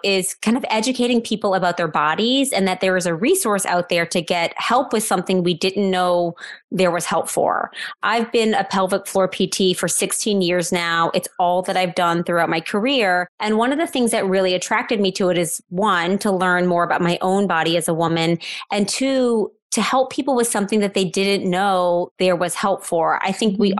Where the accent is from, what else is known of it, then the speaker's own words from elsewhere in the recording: New Orleans, Louisiana, United States; I live in New Orleans, Louisiana, which is my hometown.